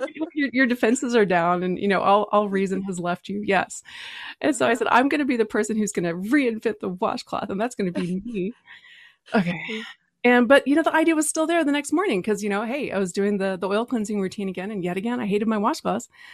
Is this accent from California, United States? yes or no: no; Texas, United States; I'm from Texas